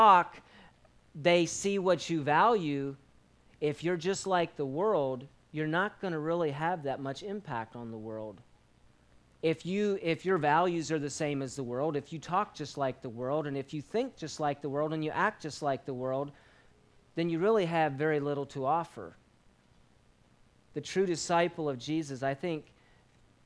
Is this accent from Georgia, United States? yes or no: no; Madison, Virginia, United States; moved away as an adult; also born or lived in Grenada; Growing up in Virginia here across the mountain